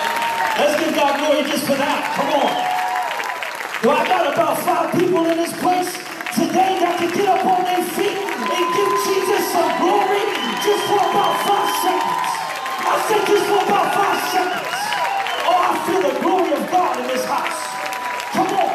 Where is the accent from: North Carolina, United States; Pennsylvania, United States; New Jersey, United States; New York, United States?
Pennsylvania, United States; Pittsburgh; moved away; also born or lived in Maine; I am from Pittsburgh, Pennsylvania, the home of the 6-time Super Bowl champions